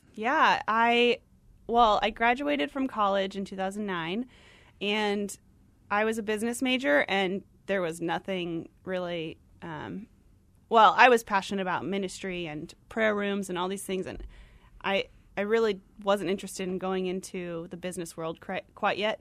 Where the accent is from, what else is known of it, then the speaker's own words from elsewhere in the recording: Tucson, Arizona, United States; moved away as an adult; also born or lived in Flagstaff, Arizona / Gainesville, Georgia; I'm from Arizona. I went to school here, um, in Flagstaff and grew up in Tucson